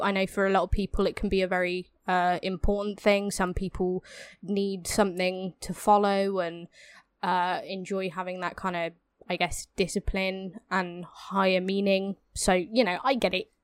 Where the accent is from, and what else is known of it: England, United Kingdom